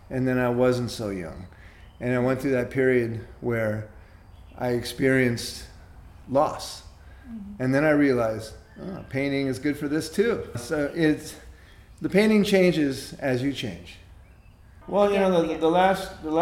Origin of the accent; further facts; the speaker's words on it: United States; being an American born in 1953